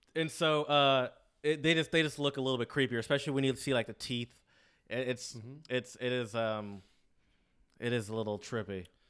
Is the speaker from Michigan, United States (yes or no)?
yes; Michigan, United States; we're both from Michigan.